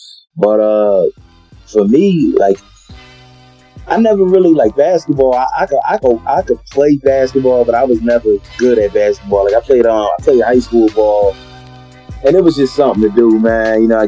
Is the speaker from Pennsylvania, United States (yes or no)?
yes; Philadelphia, Pennsylvania, United States; Philly was cool, man. I grew up, man, normal lifestyle, man. You know, I grew up in, I would say, more of a working class neighborhood.